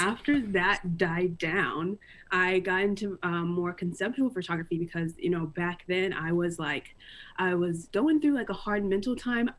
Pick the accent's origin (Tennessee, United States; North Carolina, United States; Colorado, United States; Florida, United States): North Carolina, United States; Greensboro; born and raised in Greensboro. Lived here my entire life, pretty much.